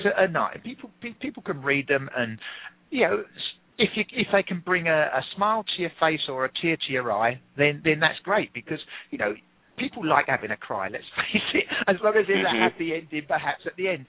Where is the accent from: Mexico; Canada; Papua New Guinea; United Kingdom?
United Kingdom; England; accent: English; I'm English